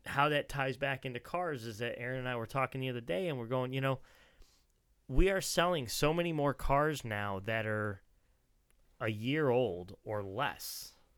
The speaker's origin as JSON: {"language": "English", "region": "New Jersey", "country": "United States", "tie": "born or raised there", "said": "where I grew up in New Jersey"}